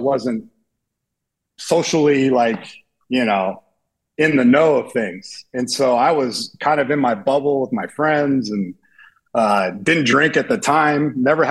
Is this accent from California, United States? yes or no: yes; San Diego, California, United States; I was being from San Diego, right? We got good weather, beaches, sports, everything, good looking girls. We have it all there in Southern California.